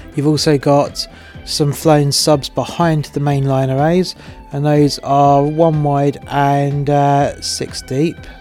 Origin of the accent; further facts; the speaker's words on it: England, United Kingdom; I'm English and my missus is Welsh